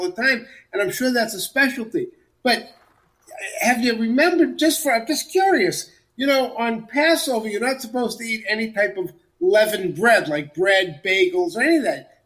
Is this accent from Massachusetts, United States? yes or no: yes; Central Massachusetts, United States; I grew up in Central Massachusetts